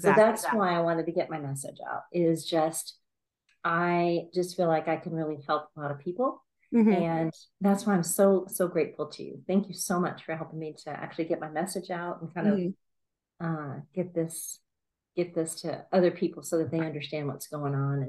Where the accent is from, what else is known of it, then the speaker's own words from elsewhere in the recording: Alabama, United States; now in San Antonio, United States; So I am a real estate agent in San Antonio, is where I live. And I came from Alabama.